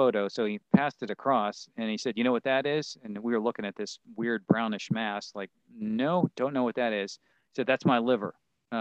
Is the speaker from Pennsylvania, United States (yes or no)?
yes; Pittsburgh, Pennsylvania, United States; I grew up in Pittsburgh